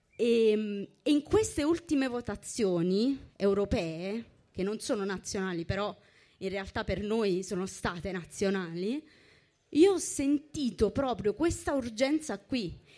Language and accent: Italian; Naples, Campania, Italy; io sono napoletana e avevo ben in mente di andarmene da Napoli